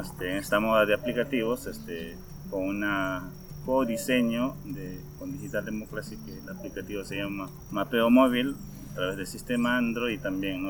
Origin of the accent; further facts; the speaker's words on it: Peru; soy de Perú, trabajo en Camaracairi